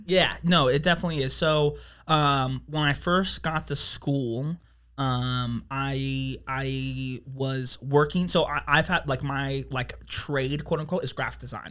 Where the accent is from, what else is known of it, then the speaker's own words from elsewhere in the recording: Las Vegas, Nevada, United States; also born or lived in Reno; born in Las Vegas